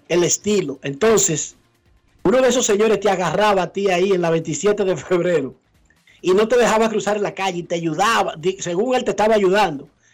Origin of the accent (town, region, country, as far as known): Santo Domingo Oeste, Distrito Nacional, Dominican Republic